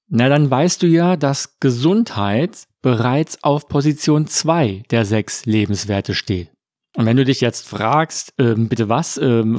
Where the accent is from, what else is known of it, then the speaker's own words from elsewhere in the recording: Frankfurt am Main, Hesse, Germany; born there; ein echter Frankfurter. Denn ich bin in Frankfurt am Main geboren. Heute lebe ich mit meiner Familie in der Nähe von Wiesbaden im schönen Rheingau-Taunus